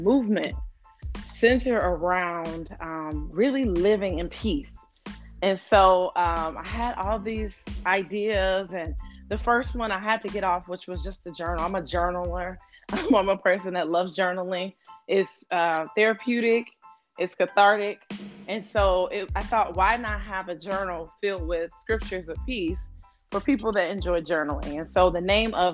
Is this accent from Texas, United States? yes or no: no; Chicago, Illinois, United States; moved away as an adult; now in New York, United States; I grew up in Chicago, Illinois. Chi-Town. And I live currently in New York.